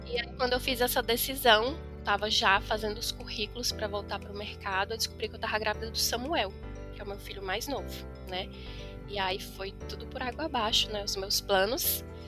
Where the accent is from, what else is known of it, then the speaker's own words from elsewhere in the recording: Brasília, Federal District, Brazil; also born or lived in Formosa, Goiás; Na verdade, eu nasci no Goiás, vim para Brasília com 3 anos, voltei para o Goiás com 12 anos e aos 18 voltei para Brasília novamente